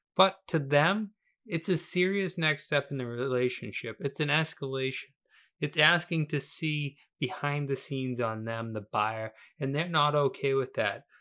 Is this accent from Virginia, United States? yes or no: no; Weymouth, Massachusetts, United States; I was born in Weymouth, Massachusetts